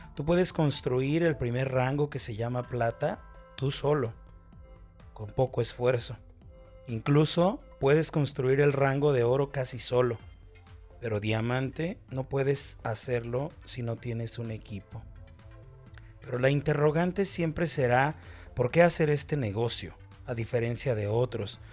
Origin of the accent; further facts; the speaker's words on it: Guadalajara, Jalisco, Mexico; Soy mexicano, específicamente de la ciudad de Guadalajara. Aquí es donde vivo desde hace 33 años.